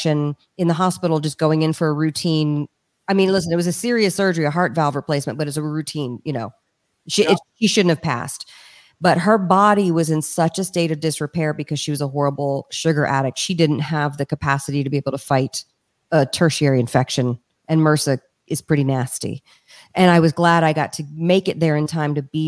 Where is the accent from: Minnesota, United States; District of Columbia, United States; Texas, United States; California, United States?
District of Columbia, United States; Washington; also born or lived in Richmond, Virginia; The city I grew up in, Washington, D.C. I was born in Richmond and grew up in D.C.